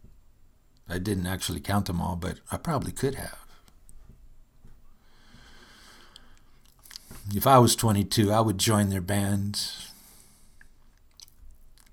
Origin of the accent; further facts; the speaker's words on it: Michigan, United States; I'm from Michigan, where winters are arduous affairs